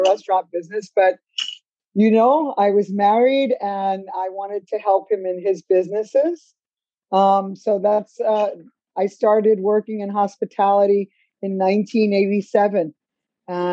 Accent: Chicago, Illinois, United States; moved away as an adult; also born or lived in Cuba; now in Atlanta, United States; I grew up in Chicago, Illinois, in a Polish and Italian neighborhood

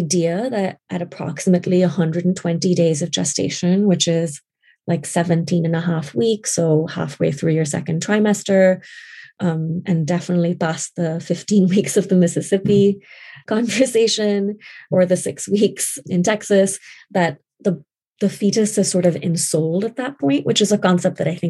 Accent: Karachi, Sindh, Pakistan; moved away as an adult; now in United States; I grew up in Pakistan, in Karachi, and I moved here in 2003

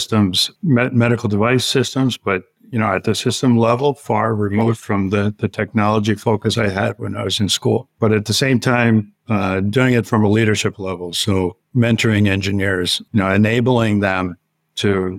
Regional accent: Northwest Pennsylvania, United States; moved away as an adult; growing up in Northwest PA

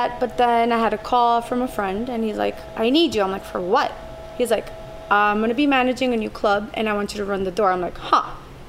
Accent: Miami, Florida, United States; also born or lived in Colombia / Sarasota; I was born in Colombia, raised in Miami.

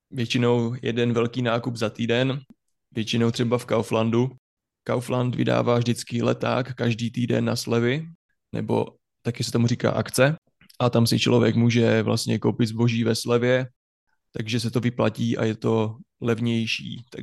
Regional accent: Haná, Olomouc Region, Czechia; accent: Hanák dialect; Ano, máme tam nářečí, hanáčtinu takzvanou.

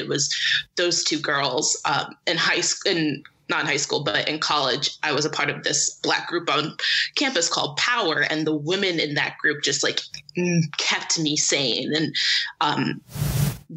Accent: Syracuse, New York, United States; growing up in Syracuse, which is very white

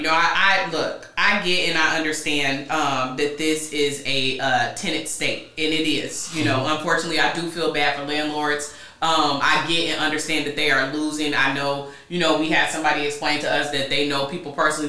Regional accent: Carbondale, Illinois, United States; Carbondale, born and raised.

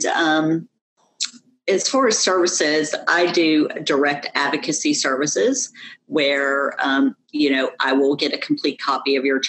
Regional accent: New York, United States; also born or lived in southwest of Atlanta, Georgia; now in Georgia, United States; I was raised in New York

